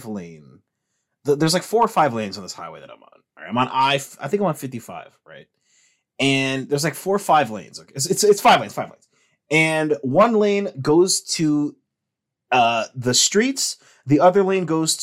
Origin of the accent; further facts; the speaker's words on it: Chicago, Illinois, United States; I'm from Chicago